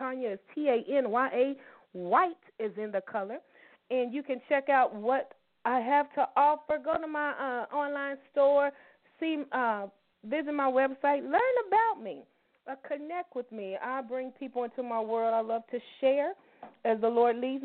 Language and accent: English; Louisville, Kentucky, United States; we are Louisville ladies from Louisville, Kentucky, and we still live in the city